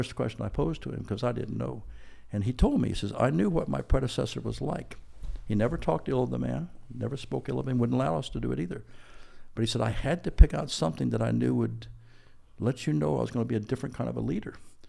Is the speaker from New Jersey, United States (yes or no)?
no; Washington, District of Columbia, United States; also born or lived in Indianapolis, Indiana; I grew up in the East Coast in Washington, D.C., in Indianapolis.